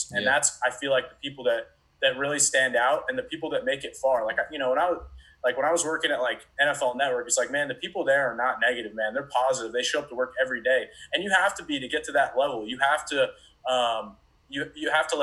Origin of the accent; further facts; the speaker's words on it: Gwinnett County, Georgia, United States; moved away; I'm from Gwinnett County, so definitely not really Atlanta